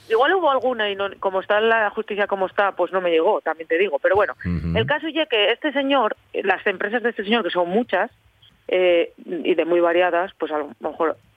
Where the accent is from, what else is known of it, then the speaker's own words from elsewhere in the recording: Langreo, Asturias, Spain; de aquí del mi pueblo, de aquí de Angreo.